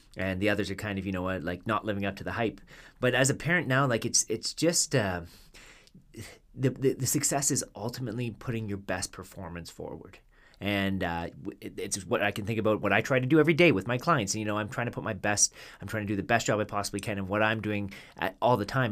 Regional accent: Canada; as a Canadian

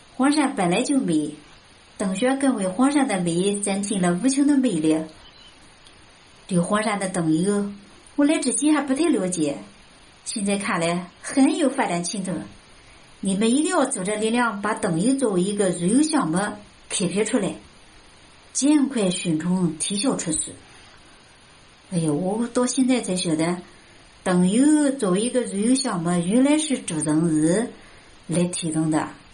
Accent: Hefei, Anhui, China; accent: Hefei dialect; 我是来自安徽合肥的主播

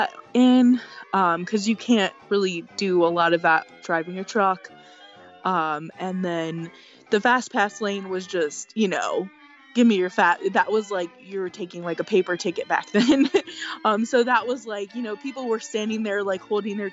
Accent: Louisiana, United States; now in New Jersey, United States; I'm from Louisiana

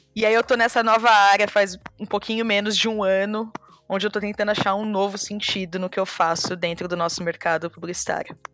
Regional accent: São Paulo, Brazil; eu nasci na Zona Leste de São Paulo

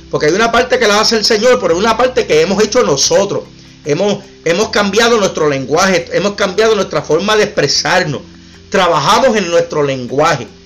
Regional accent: Puerto Rico; Aquí los que somos puertorriqueños y, sin, y sin menospreciar, porque no es un menosprecio los de Honduras, los de Nicaragua, otros países que están aquí o Colombia.

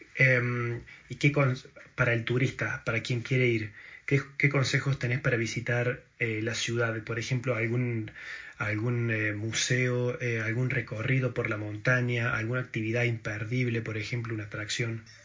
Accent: Argentina; moved away; soy argentino

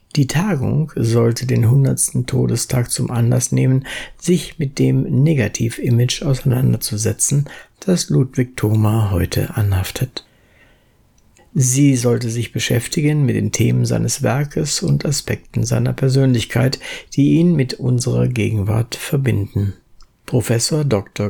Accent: the North, Northern Germany, Germany; Ich komme ja aus dem Norden

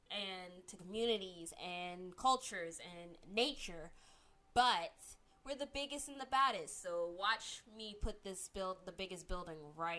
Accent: Germany; growing up in Germany, we all knew about the Holocaust.

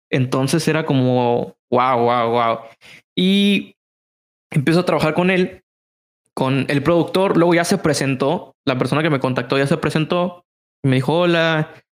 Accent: Mexico City, Mexico; Es mexicano y aparte es de la Ciudad de México, que es de donde yo soy.

